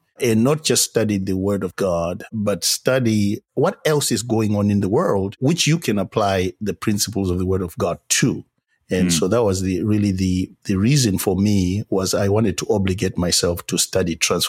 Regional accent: Zimbabwe; I am from Zimbabwe, if people can find it on a map.

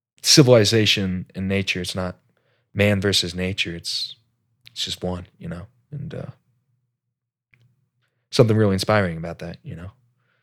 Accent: Alaska, United States; I like to think I grew up in Alaska, change for the better.

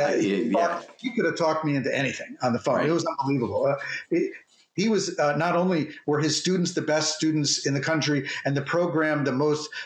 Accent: Connecticut, United States; moved away as an adult; I grew up in Connecticut

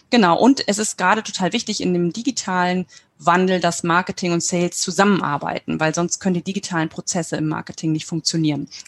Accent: Nordhorn, Lower Saxony, Germany; komme aus Nordhorn.

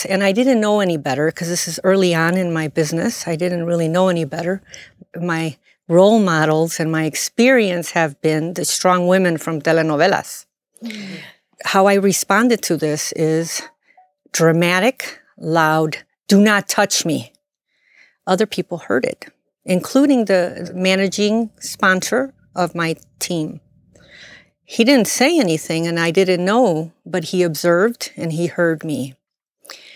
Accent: Chicago, Illinois, United States; I'm born and raised in Chicago.

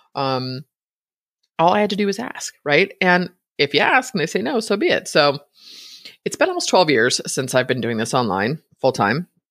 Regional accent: Bay Area, Northern California, United States; born or raised there

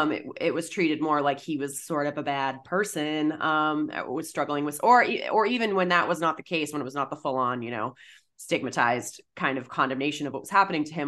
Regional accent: Massachusetts, United States; I'm from Massachusetts, um, I was in high school in the early two thousands

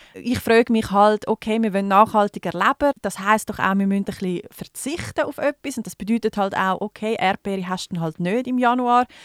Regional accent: Switzerland; bei uns in der Schweiz

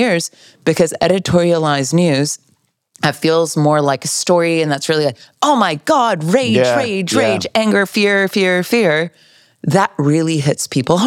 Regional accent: California, United States; I'm here smiling as a Californian.

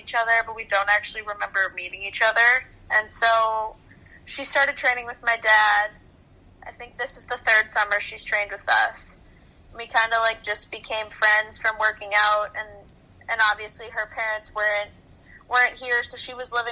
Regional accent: Reading, Massachusetts, United States; my hometown high school, they didn't allow that. And I was ready to take that next jump in hockey, so I decided to leave Reading

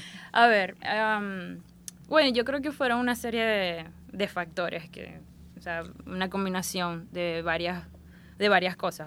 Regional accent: Maracaibo, Zulia, Venezuela; accent: maracucha; moved away as an adult; also born or lived in Tampa, Florida; now in United States; Nací en Maracaibo este, y crecí en Maracaibo, sí. Hasta viví en Maracaibo hasta la edad recién cumplidos los 21 años.

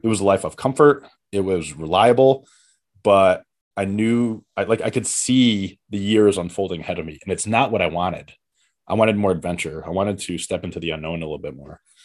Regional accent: Connecticut, United States; moved away as an adult; also born or lived in Seattle; now in New York City, United States; I'm from Connecticut and I came to New York, like, my whole childhood, young adulthood

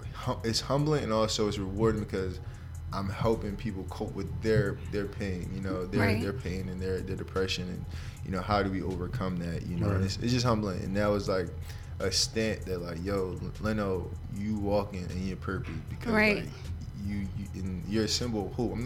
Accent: Upper Darby, Pennsylvania, United States; also born or lived in Philadelphia; I went to school in Upper Darby

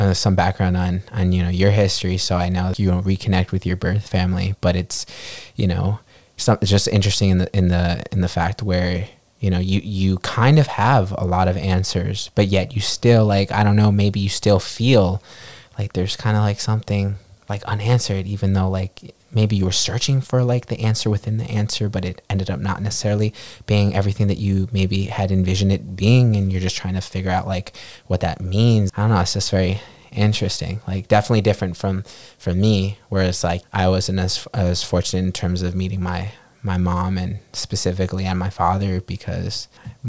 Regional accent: New York City, New York, United States; also born or lived in Ica, Peru; I was brought to New York City. And that is where I spent my childhood, and that is where I currently reside

